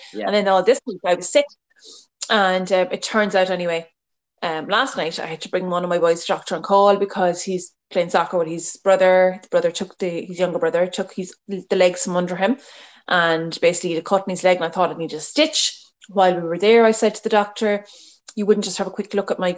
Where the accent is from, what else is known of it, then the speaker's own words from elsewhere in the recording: Ballyduff, Munster, Ireland; moved away as an adult; also born or lived in New York; now in Meath, Ireland; the people of Ballyduff, where I'm from